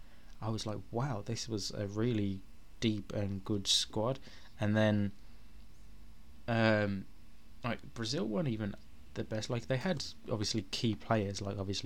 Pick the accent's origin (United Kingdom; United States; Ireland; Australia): United Kingdom; England; as an Englishman